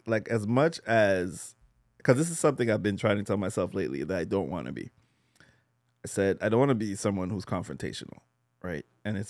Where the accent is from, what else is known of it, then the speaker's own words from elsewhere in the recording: Montreal, Quebec, Canada; Park X, bro. Not even Chamonix. I'm from the motherland.